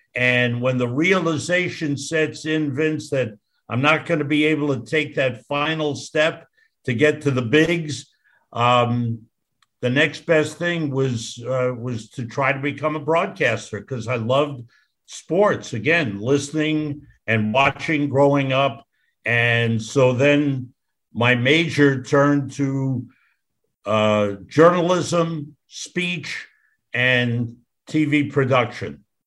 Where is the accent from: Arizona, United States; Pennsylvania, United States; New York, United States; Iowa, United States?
New York, United States; I grew up in New York and was a, a, a, a big Rangers fan